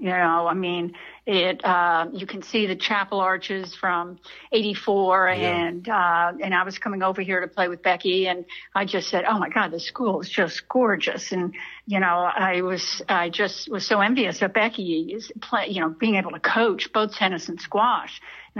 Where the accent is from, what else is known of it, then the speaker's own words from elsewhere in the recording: Pittsburgh, Pennsylvania, United States; moved away as an adult; also born or lived in Florida; I grew up in Pittsburgh, Pennsylvania